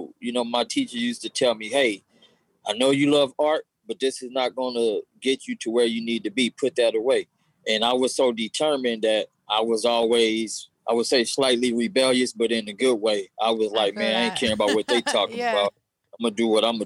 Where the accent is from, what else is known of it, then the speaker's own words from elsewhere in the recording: Los Angeles, California, United States; growing up in the hood, South Central